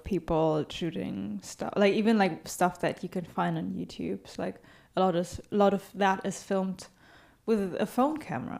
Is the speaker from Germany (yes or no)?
yes; Germany; I'm from Germany.